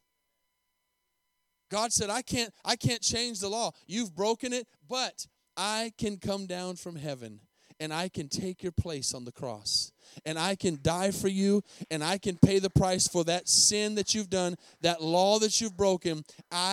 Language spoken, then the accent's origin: English; Tucson, Arizona, United States; moved away as an adult; also born or lived in Albuquerque, New Mexico / Costa Rica; now in Denton, United States; I lived in Tucson, Arizona for 18 years with a humongous, beautiful mountain